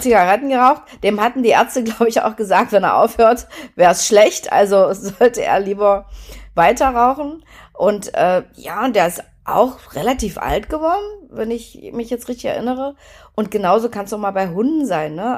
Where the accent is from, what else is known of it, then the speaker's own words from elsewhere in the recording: Germany; ich bin ja in der DDR geboren